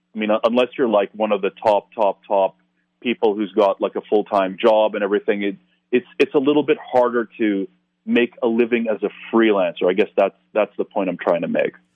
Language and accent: English; Toronto, Ontario, Canada; a place like Toronto, again, my, my hometown